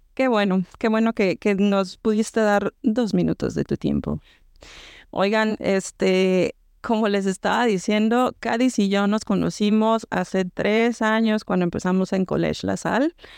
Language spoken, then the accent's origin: Spanish; Mexico; moved away; De México